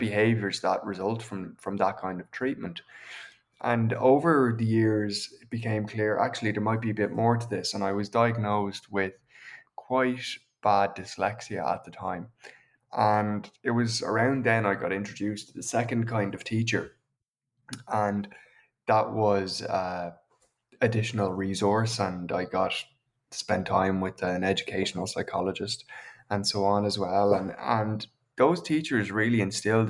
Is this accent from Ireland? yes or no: yes; County Meath, Leinster, Ireland; I'm from County Meath. I grew up in the countryside, about a kilometre outside of town on either side of us.